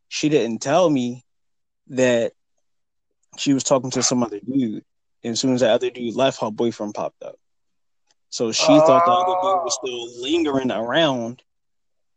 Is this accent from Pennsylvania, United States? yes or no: yes; Philadelphia, Pennsylvania, United States; I'm from Philadelphia